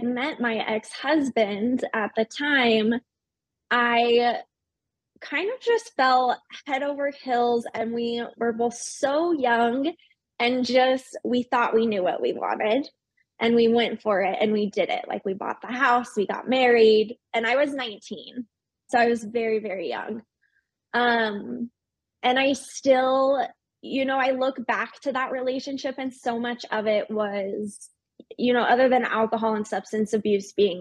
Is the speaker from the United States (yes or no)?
yes; Salt Lake City, Utah, United States; born and raised in Salt Lake City, Utah